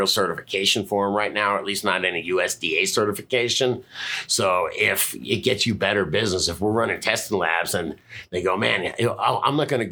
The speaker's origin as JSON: {"language": "English", "area": "hometown of 2 Live Crew", "region": "Florida", "country": "United States", "tie": "born or raised there", "said": "from my hometown"}